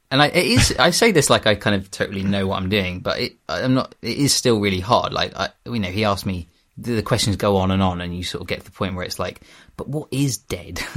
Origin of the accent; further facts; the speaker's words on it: Kent coast, South East England, United Kingdom; moved away as an adult; also born or lived in London; I had moved back to my hometown on the Kent coast from London